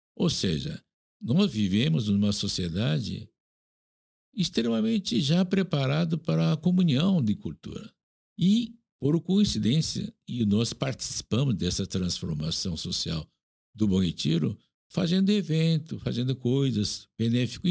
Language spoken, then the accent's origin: Portuguese; South Korea; Portuguese is a second language; now in Brazil; eu nasci na Coreia, estou aqui, muito tempo